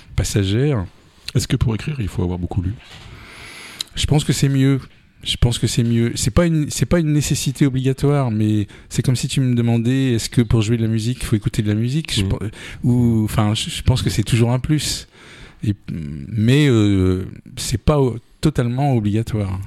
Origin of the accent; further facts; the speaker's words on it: Paris region, Île-de-France, France; moved away as an adult; also born or lived in Amiens; now in Touraine, France; je suis né en 1960 et à partir de 1966, j'ai immigré donc en, région parisienne.